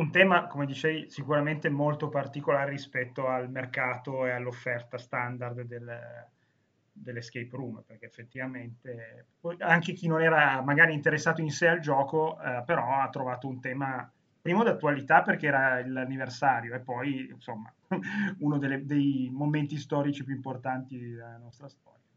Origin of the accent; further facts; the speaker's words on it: Turin, Piedmont, Italy; la mia città natale